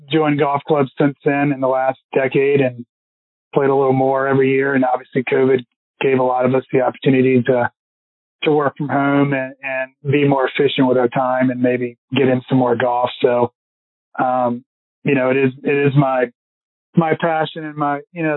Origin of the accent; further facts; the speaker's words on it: Richmond, Virginia, United States; growing up in Richmond